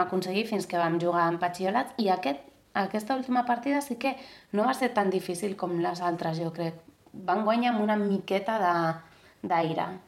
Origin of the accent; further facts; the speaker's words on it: Basque Country, Spain; moved away; Com que jo soc del País Basc, doncs sovint, almenys 10 dies, 15 dies de l'estiu anem a, a casa dels meus pares